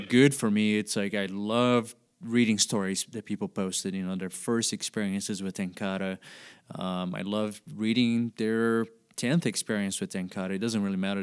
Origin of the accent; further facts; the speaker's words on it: Brazil; I was born and raised in Brazil, and I grew up doing a lot of cane pole fishing as a kid